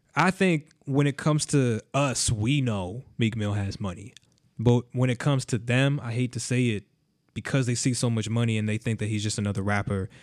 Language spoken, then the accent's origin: English; Miami, Florida, United States; I grew up in Miami, which is like a very mini Vegas